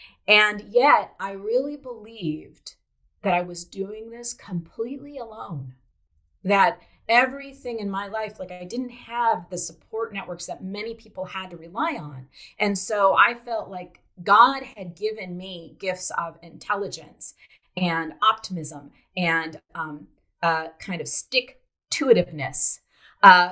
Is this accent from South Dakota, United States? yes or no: yes; South Dakota, United States; I grew up in South Dakota, home of the wheat fields in the United States